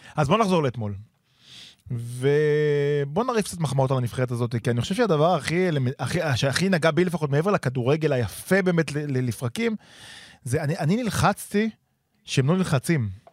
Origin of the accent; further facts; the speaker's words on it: Givatayim, Tel Aviv District, Israel; גדלתי איתו בגבעתיים